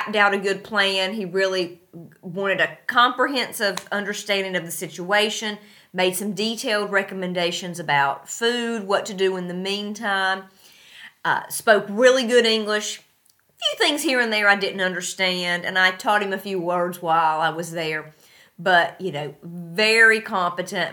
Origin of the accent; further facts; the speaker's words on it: North Carolina, United States; moved away as an adult; now in Tashkent, Uzbekistan; my hometown of North Carolina